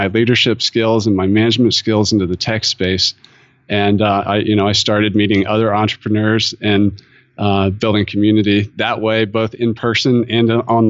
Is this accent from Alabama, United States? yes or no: no; North Carolina, United States; I grew up in North Carolina, and I figured out early on that I was really into the outdoors